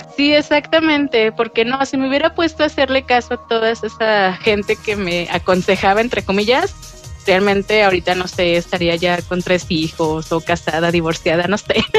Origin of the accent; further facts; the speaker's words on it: León, Guanajuato, Mexico; soy de León, Guanajuato, México